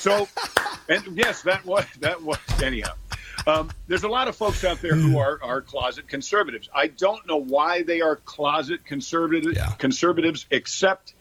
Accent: Westchester County, New York, United States; I am from Westchester County, New York

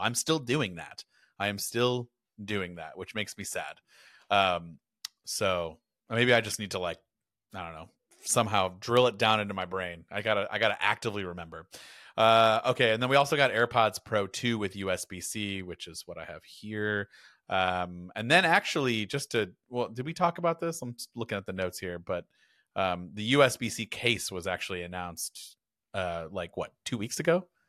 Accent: United States; I am American and we say Porsche in America

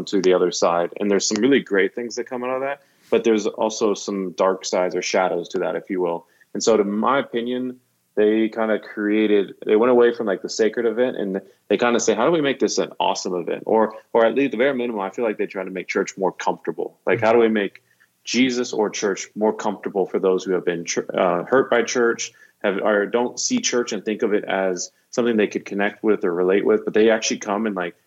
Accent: Dallas, Texas, United States; moved away as an adult; also born or lived in South Africa / Mexico; now in Nashville, United States; I grew up in Dallas

